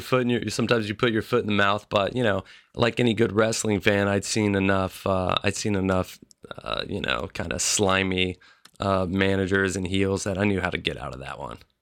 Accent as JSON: {"language": "English", "town": "Memphis", "region": "Tennessee", "country": "United States", "tie": "born or raised there", "said": "I grew up in Memphis, Tennessee"}